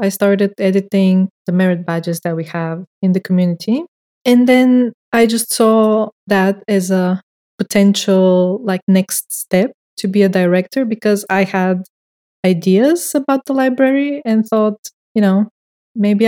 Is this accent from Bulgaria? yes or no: yes; Bulgaria; first language Bulgarian; English is a second language; English is not my first language, as you probably can tell. And in Bulgarian, there is no two ways of writing things